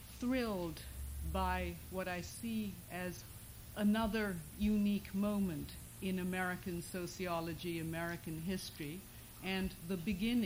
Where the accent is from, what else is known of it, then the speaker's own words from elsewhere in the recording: Kolkata, West Bengal, India; English is a second language; moved away as an adult; also born or lived in Britain / Switzerland / Iowa; now in United States; I lived a very middle-class Bengali life in a very middle-class Calcutta neighborhood